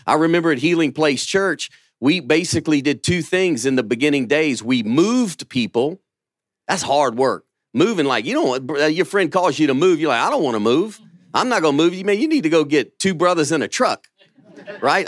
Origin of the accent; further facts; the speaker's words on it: Louisiana, United States; now in Birmingham, Alabama, United States; I'm from Louisiana